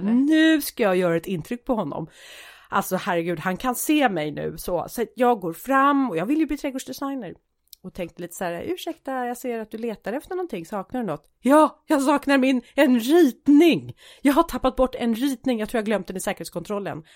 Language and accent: Swedish; Sweden; jag är svensk